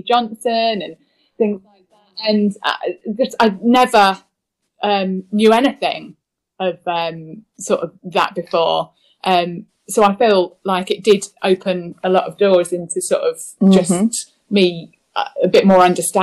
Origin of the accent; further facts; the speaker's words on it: United Kingdom; I am white, I'm British, I'm straight.